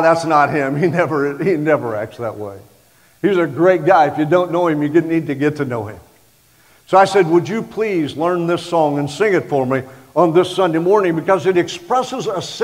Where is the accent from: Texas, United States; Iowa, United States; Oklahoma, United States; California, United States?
Oklahoma, United States; I'm from Oklahoma